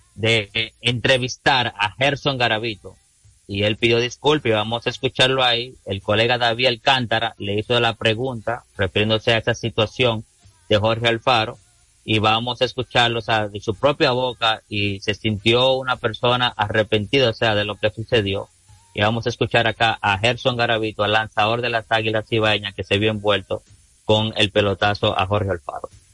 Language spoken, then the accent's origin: Spanish; Dominican Republic; aquí en este país